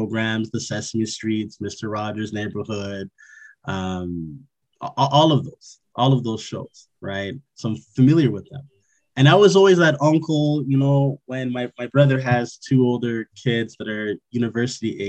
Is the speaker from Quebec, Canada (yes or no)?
yes; Montreal, Quebec, Canada; I was born and raised in Montreal, Quebec